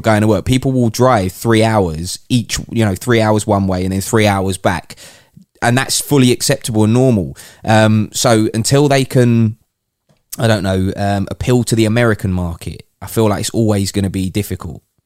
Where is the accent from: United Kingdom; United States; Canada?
United Kingdom; as a Brit